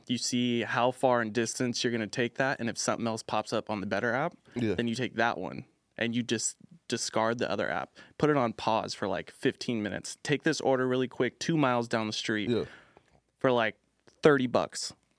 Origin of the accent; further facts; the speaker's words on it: Orange County, California, United States; I'm from Orange County, born and raised.